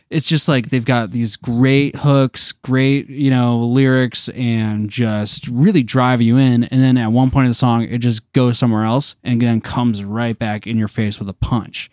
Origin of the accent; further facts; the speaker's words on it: Detroit, Michigan, United States; we're from Detroit